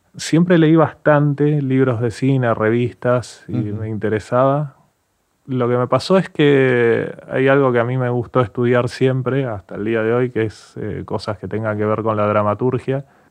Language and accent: Spanish; Billinghurst, Buenos Aires Province, Argentina; also born or lived in Villa Bosch, Tres de Febrero; soy de, de Billinghurst en San Martín, estudié en Villavoz, que es 3 de febrero